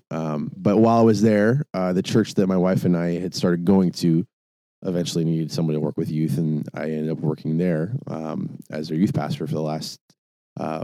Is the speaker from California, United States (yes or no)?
no; Tacoma, Washington, United States; moved away as an adult; also born or lived in Eugene, Oregon; I was born and raised in Tacoma, Washington. And at 18 had an opportunity to, go to college in Eugene, Oregon